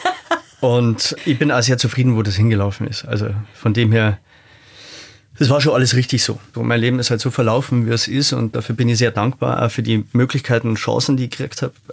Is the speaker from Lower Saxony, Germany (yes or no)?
no; Rosenheim, Bavaria, Germany; wir haben ja in Rosenheim, wo ich herkomme, ein kleineres Herbstfest und das hat mir eigentlich völlig gereicht.